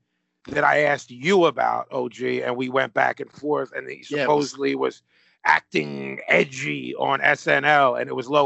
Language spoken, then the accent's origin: English; Philadelphia, Pennsylvania, United States; I'm a Philadelphian